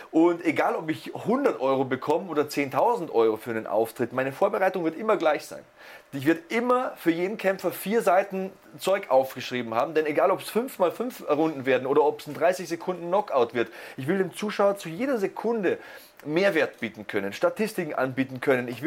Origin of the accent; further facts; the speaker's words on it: East Germany, Germany; Erzählst du dem Richtigen, ich komme aus dem Osten.